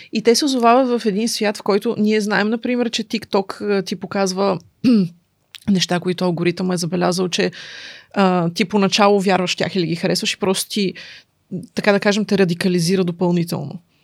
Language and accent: Bulgarian; Sofia, Sofia City, Bulgaria; also born or lived in Kokalyane; от София съм, така да се каже, въпреки че а, имам щастието да живея още от малка в село Кокаляне